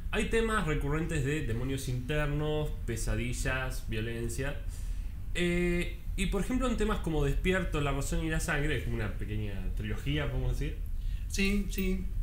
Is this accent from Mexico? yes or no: no; Córdoba, Argentina; Sí, sí, probablemente yo. soy cordobés. Soy cordobés, así que.